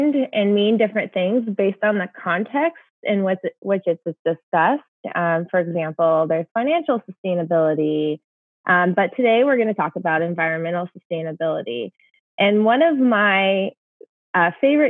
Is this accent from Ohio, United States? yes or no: no; Olympic National Park, Washington, United States; I grew up in the Olympic National Park of Washington State